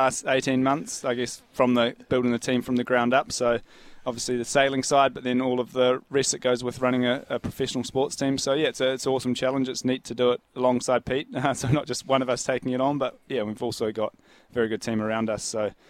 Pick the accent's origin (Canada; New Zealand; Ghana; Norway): New Zealand; Kerikeri, Northland; So growing up in Kerikeri up north, and I played till I was about 14 or something like